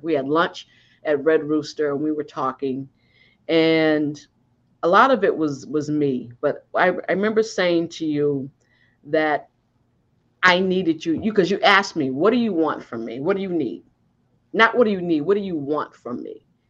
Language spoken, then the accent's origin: English; Boston, Massachusetts, United States; I'm from Boston